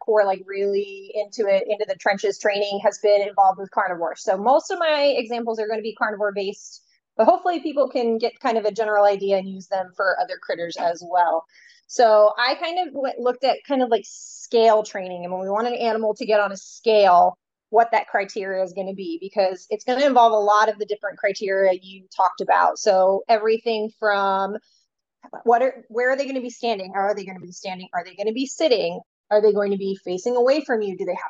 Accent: Philadelphia, Pennsylvania, United States; moved away as an adult; also born or lived in Dallas, Texas; now in San Diego, United States; I grew up on the East Coast in the suburbs of Philadelphia

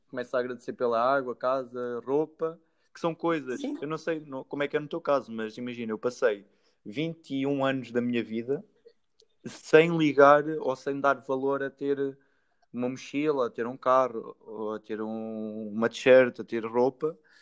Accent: Santa Comba Dão, Centro, Portugal; eu sou de Santa Coma

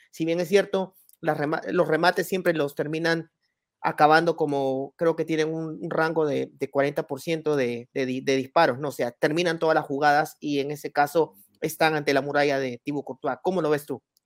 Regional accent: Peru

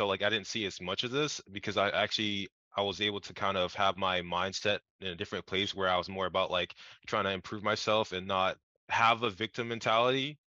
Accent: South Carolina, United States; I grew up in South Carolina.

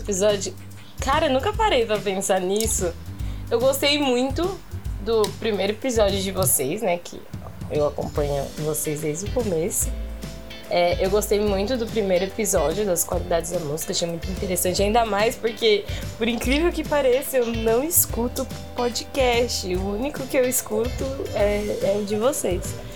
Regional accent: São Paulo, Brazil; sou paulista

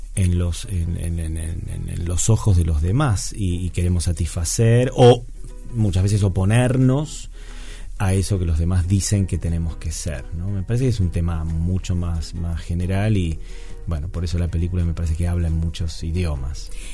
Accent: Argentina; hacemos los argentinos

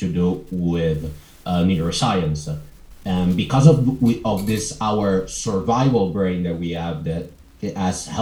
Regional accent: Italy; I'm from Italy.

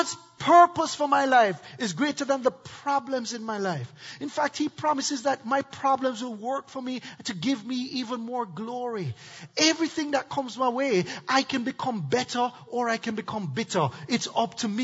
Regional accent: Jamaica; now in United States; I'm from Jamaica.

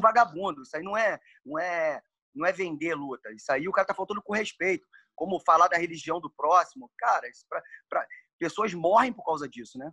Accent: Rio de Janeiro, Brazil; also born or lived in California; eu sou nascido e criado no Meia e é um bairro de subúrbio do Rio de Janeiro

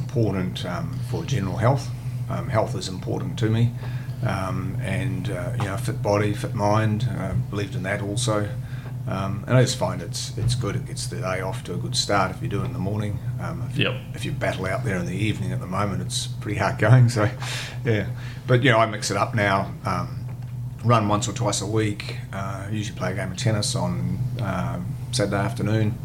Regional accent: Upper Hutt, Wellington, New Zealand; now in Brisbane, Australia; I was born and bred in Wellington, brought up in Upper Hutt, which is one of the sort of northern suburbs of Wellington.

